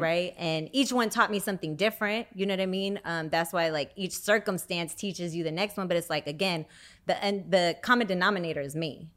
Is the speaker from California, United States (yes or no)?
yes; Bay Area, California, United States; now in Los Angeles, United States; I'm originally from the Bay Area, but I currently live in L